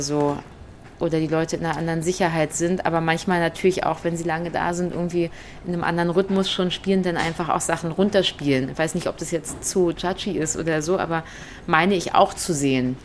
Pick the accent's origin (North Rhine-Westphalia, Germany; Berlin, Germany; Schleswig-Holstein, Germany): Berlin, Germany; jetzt komme ich aus Berlin